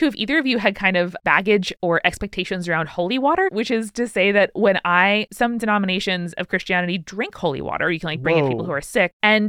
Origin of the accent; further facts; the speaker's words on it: United States; Exorcist had really creeped into my brain, even though I'd never seen it, just because I was like growing up in America.